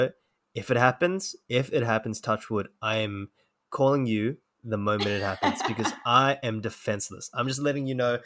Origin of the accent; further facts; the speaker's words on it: Sydney, New South Wales, Australia; I'm from Sydney. I grew up there